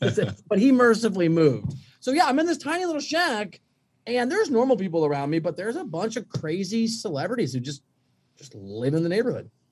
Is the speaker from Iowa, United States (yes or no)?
yes; Iowa, United States; moved away as an adult; now in Manhattan Beach, United States; I'm from Iowa. I didn't see the ocean until I was 20.